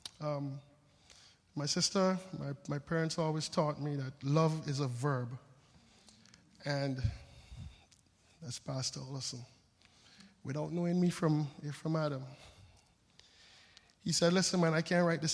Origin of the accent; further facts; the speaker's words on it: St. Vincent & Grenadines; moved away; also born or lived in Frankfurt; I'm from the Caribbean, born on a little island called St. Vincent